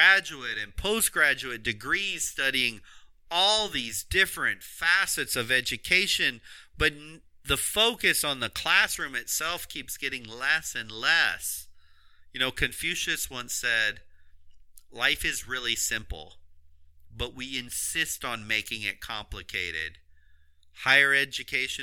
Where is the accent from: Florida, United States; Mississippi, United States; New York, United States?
Florida, United States; home state of Florida